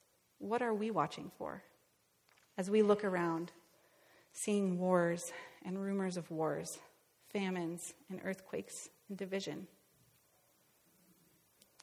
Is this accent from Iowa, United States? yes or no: yes; Northwest Iowa, United States; moved away; I'm from Northwest Iowa. My parents' house is just a couple miles south of the Minnesota border